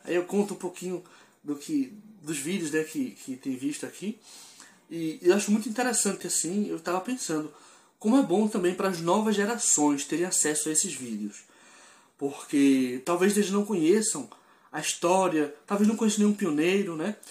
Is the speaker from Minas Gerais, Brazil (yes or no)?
no; Pernambuco, Brazil; sou de Pernambuco